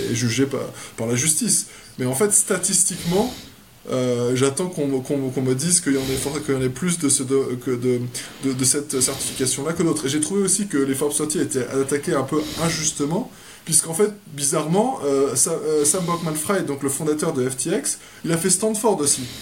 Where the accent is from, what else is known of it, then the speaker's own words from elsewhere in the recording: France; je suis né à Saint-Germain-en-Laye, j'ai habité, j'ai déménagé en France tous les trois ans. Donc, euh, et pendant toute ma jeunesse, euh, j'ai grandi en France.